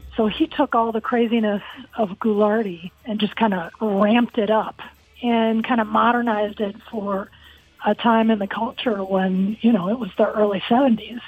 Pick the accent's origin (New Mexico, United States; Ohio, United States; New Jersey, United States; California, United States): Ohio, United States; Akron; moved away; It was in Akron, Ohio. I grew up on Summit Lake